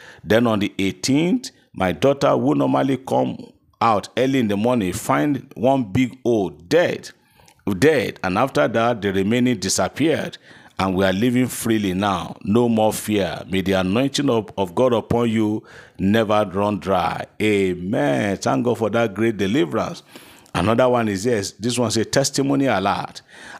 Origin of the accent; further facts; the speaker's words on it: Keffi, Nasarawa, Nigeria; I'm so person from Kefi in Nasarawa State.